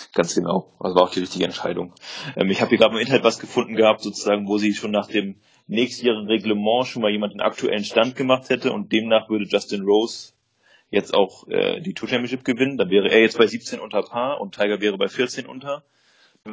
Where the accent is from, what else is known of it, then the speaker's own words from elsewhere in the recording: Germany; bei uns in Deutschland